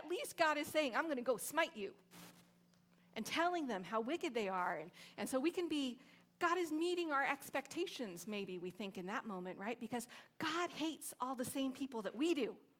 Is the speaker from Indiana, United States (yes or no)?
no; Long Beach, California, United States; Like I say, oh, I'm from Long Beach, and people don't get it. I'm like, it's near LA.